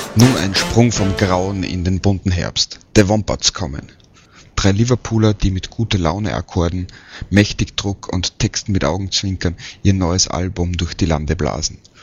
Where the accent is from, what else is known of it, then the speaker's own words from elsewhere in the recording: Vienna, Austria; in meiner Heimatstadt